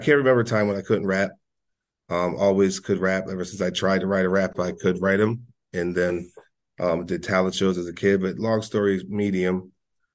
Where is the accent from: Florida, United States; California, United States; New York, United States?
New York, United States; Rochester; I'm from Rochester.